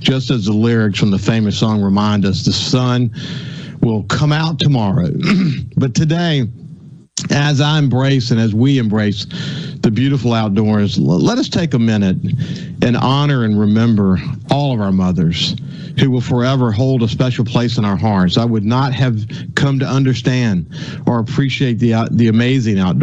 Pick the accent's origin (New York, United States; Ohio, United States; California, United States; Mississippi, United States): Mississippi, United States; Gulfport; also born or lived in Birmingham, Alabama / Mobile, Alabama / Pensacola, Florida; I came to Gulfport when I was four. So, you know, I was born in Birmingham, lived in Mobile, and then Pensacola, then moved here